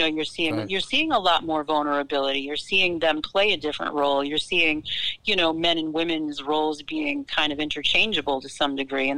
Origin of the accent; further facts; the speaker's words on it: Boston, Massachusetts, United States; Growing up in Boston